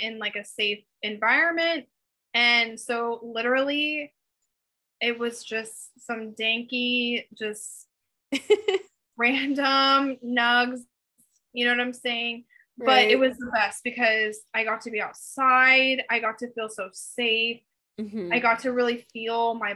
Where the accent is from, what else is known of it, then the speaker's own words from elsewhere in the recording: the Bay Area, Northern California, United States; I grew up in Northern California